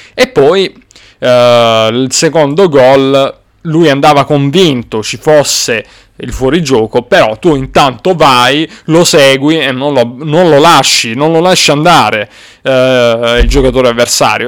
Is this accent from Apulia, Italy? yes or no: yes; Apulia, Italy; non sono barese come avrete notato, però va bene. Sono pugliese comunque